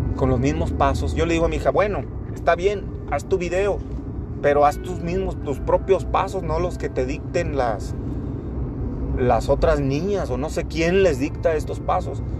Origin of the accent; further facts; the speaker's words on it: Torreón, Coahuila, Mexico; soy de Torreón, Coahuila